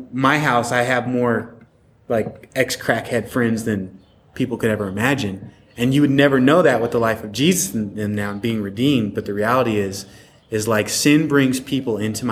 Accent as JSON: {"language": "English", "region": "Pacific Northwest", "country": "United States", "tie": "born or raised there", "moved": "yes", "lives_now": "Delray Beach, United States", "said": "I come from Northwest, which was for a long part the most unchurched state ever. So I grew up in the culture"}